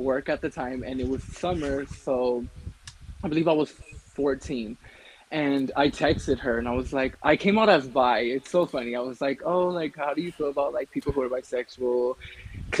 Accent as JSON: {"language": "English", "region": "California", "country": "United States", "tie": "born or raised there", "moved": "as an adult", "lives_now": "Colorado, United States", "said": "was born in California, but I currently live in Colorado"}